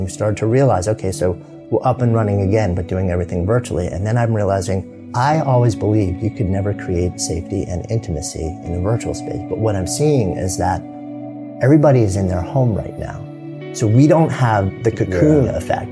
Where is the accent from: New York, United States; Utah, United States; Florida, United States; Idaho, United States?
New York, United States; outside of; moved away as an adult; now in Boulder, United States; growing up outside of New York, living in New York City for 30 years